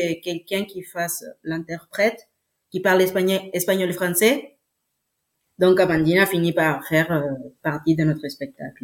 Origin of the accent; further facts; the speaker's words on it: Chile; accent: Chilean; French is a second language; moved away as an adult; now in France; j'ai 21 ans et je suis chilienne